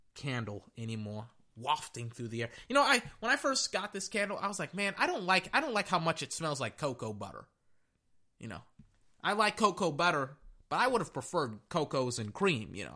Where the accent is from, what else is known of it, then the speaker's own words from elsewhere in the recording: Texas, United States; I'm from Texas